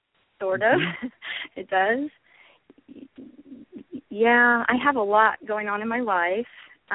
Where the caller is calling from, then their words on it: Moses Lake, Washington, United States; I'm calling from a small town in eastern Washington.